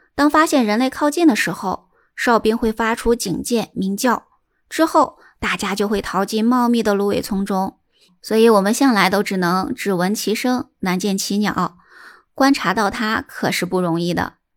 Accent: China; 我们中国人

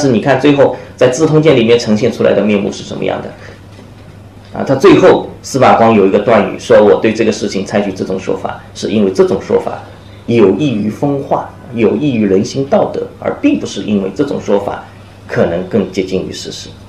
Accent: China; 人是从我们中国人是从什么时候开始相信学习历史是可以帮助你

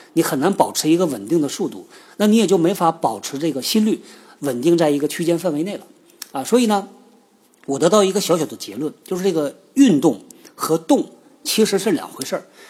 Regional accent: China; 是我们中国人开发的

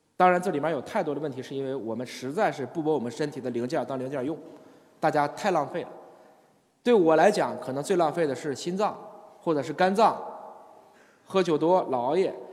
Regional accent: China; 我们中国人还是很讲究养生的

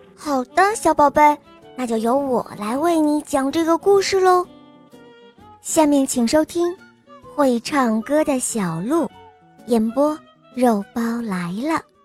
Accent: Shanxi, China; 我今年五岁了。嗯，我来自山西宇阳

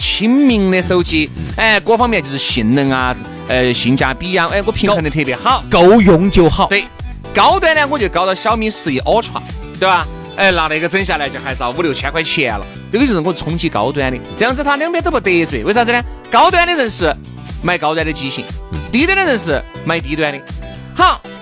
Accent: China; 作为一个中国人

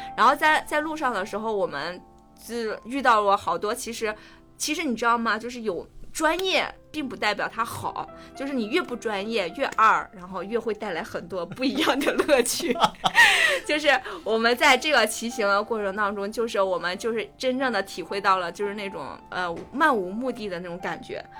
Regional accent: Tangshan, Hebei, China; 我家乡是唐山的

